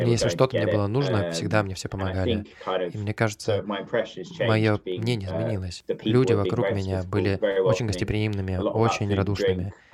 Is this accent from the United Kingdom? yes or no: yes; London, United Kingdom; Russian is a second language; Я э, родился и вырос в Лондоне, на северо-востоке Лондона.